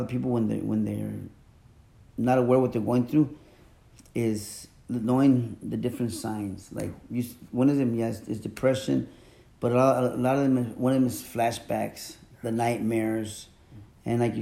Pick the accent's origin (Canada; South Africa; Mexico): Mexico; moved away; I'm from Mexico. My family, we're traditional Mexicans